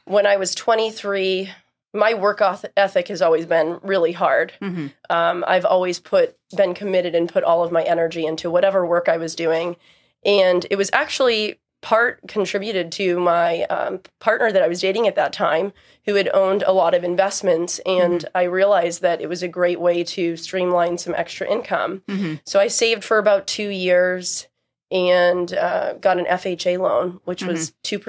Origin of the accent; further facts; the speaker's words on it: Raynham, Massachusetts, United States; also born or lived in Cambridge, Massachusetts; I grew up in Rainham, Massachusetts, which is generally known. People know it for the flea market or the dog track